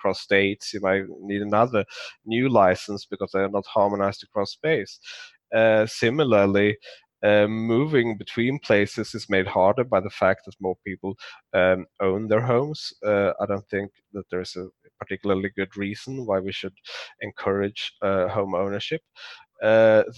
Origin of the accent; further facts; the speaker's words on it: Skåne, Sweden; moved away; it's close to where I grew up in Sweden. So Malmö